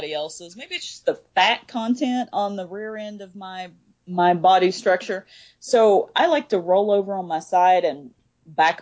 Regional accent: the South, United States; And I'm from the South

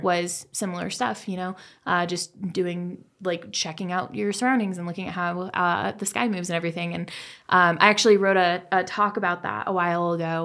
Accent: Colorado, United States; moved away; I uh, actually grew up in Colorado.

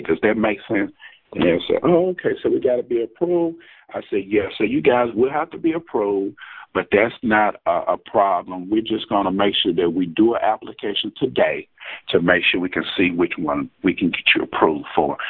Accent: Jackson, Mississippi, United States; I'm from Jackson, Mississippi

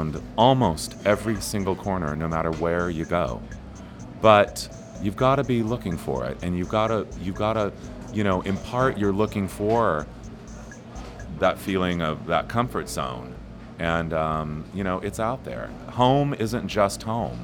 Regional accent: Ontario, California, United States; I was a little kid growing up in Ontario, California

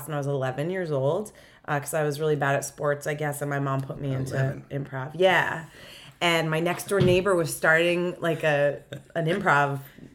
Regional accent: Stamford, Connecticut, United States; also born or lived in Boston; now in New York, United States; I actually grew up in Stamford, Connecticut

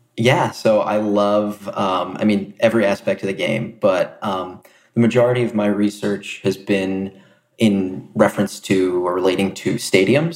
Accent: New Jersey, United States; moved away; also born or lived in Boston; I'm originally from South Jersey

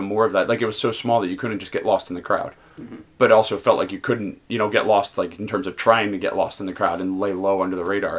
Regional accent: Philadelphia, Pennsylvania, United States; I grew up in West Philadelphia

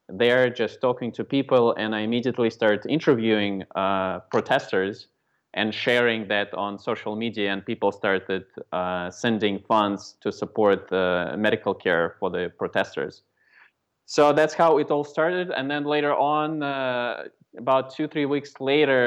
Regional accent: Moscow, Russia; now in United States; I was born in Moscow, Russia. And then for the past 24 years, I've been living in the States

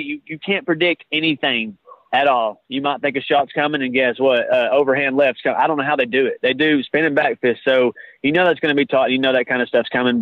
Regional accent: Chattanooga, Tennessee, United States; I'm from from the Chattanooga area

